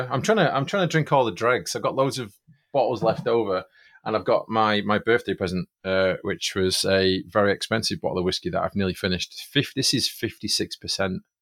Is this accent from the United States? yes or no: no; Manchester, North West England, United Kingdom; Manchester. We're both from Manchester.